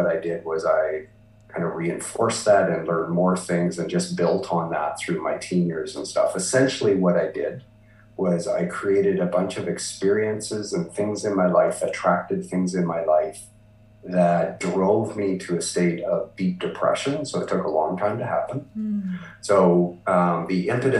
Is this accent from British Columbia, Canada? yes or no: yes; Vancouver, British Columbia, Canada; moved away; So I was born in Vancouver, BC, Canada. You know, and I continue to live in Canada, and I've lived across Canada.